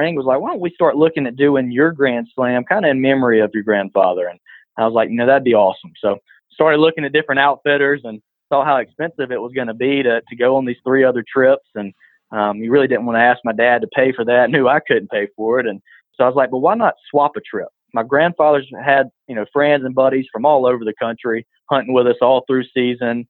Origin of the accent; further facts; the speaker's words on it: Butler, Alabama, United States; growing up on the farm. I'm from Butler, Alabama, and small town